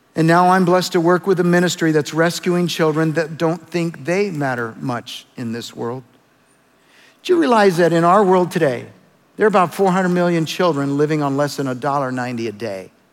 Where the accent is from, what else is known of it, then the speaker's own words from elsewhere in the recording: El Salvador; moved away; I was born in El Salvador